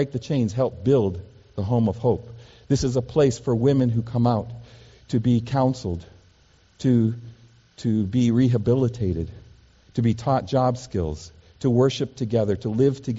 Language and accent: English; Seattle, Washington, United States; growing up in Seattle, Washington, kind of in a very sheltered life, not traveling when I was a kid